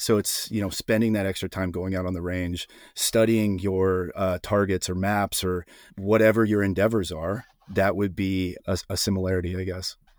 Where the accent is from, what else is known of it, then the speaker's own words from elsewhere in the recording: Iowa, United States; moved away as an adult; also born or lived in Austin, Texas; I grew up in Iowa